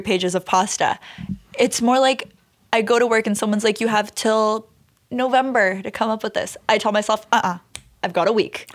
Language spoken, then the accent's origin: English; Brampton, Ontario, Canada; also born or lived in Cali, Colombia / Toronto; grew up in Brampton